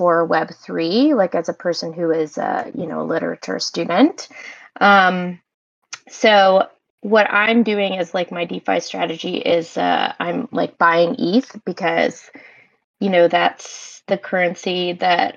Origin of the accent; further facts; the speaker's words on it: Canada; also born or lived in Montreal; I'm Canadian. I live in Montreal